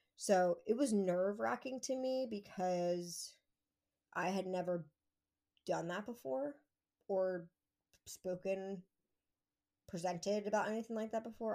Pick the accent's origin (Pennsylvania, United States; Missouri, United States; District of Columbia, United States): Pennsylvania, United States; moved away as an adult; I grew up here, so for me, it was moving back to my hometown